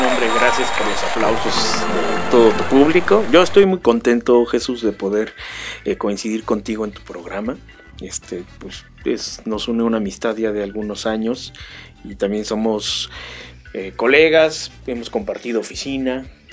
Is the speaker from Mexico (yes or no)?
yes; Mexico; somos ciudadanos mexicanos